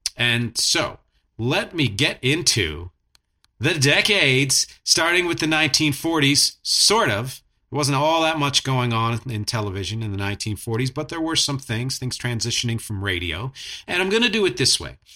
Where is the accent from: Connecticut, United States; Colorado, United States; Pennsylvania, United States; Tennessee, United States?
Pennsylvania, United States; Philadelphia; I'm from Philadelphia